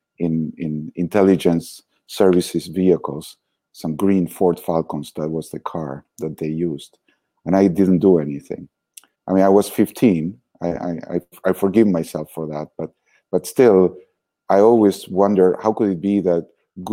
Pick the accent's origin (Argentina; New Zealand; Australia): Argentina; moved away; But I was born in Argentina, very happy childhood, very relaxed